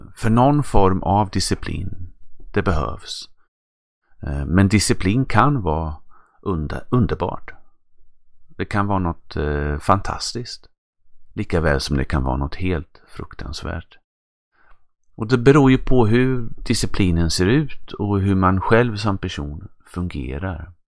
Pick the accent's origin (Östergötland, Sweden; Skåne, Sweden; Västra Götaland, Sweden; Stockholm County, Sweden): Östergötland, Sweden; accent: östgötska; min östgötska